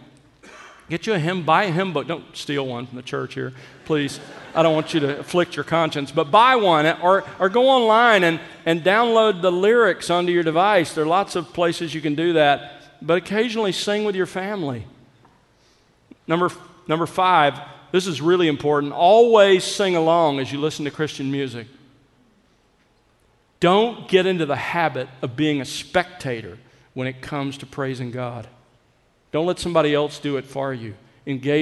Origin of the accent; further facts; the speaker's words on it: South Alabama, United States; I grew up in South Alabama